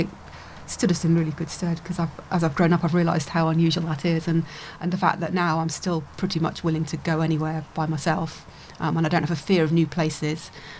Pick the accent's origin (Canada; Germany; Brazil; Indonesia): Germany; born there; also born or lived in Northern Ireland / Warminster, England; So I was born in Germany. We did a couple of post-tours of duty in Northern Ireland in the late 70s. And then it was back to Germany again for 3 years. And then home for 3 years in Warminster on the edge of Salisbury Plain